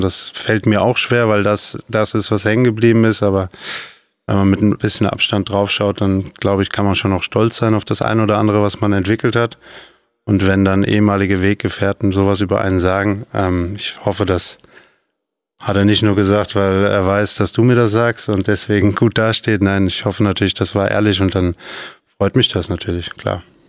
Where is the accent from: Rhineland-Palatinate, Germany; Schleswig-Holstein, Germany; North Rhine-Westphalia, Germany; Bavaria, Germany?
Rhineland-Palatinate, Germany; Nentershausen; Ich bin äh, mit fünf auf den Sportplatz gegangen in Eisbachtal in Nendershausen